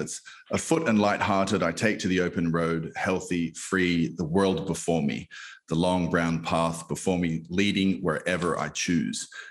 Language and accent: English; Australia; moved away as an adult; now in United States; I come from Australia. Your listeners can probably hear my my accent